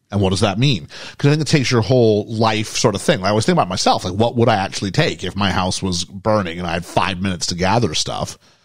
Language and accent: English; Canada; moved away as an adult; now in United Kingdom; I'm a British kid growing up in Canada